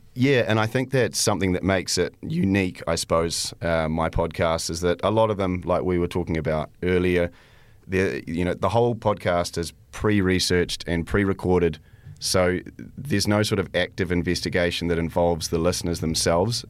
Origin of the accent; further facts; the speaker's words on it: New Zealand; also born or lived in Canada; I was born in Canada, and, um, but I've lived in New Zealand most of my life.